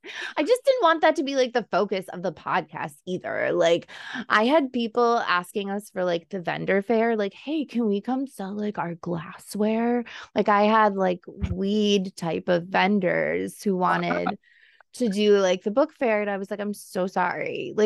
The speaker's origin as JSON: {"language": "English", "town": "Buffalo", "region": "New York", "country": "United States", "said": "we are from Buffalo, so we thought saucy, our wings."}